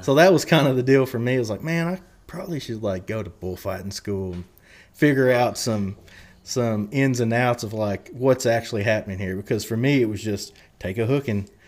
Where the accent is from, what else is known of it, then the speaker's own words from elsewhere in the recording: Love County, southern Oklahoma, United States; moved away as an adult; also born or lived in Lubbock, Texas / Nashville, Tennessee; I grew up, uh, little, little community in southern Oklahoma. Um, I, I say I'm from Love County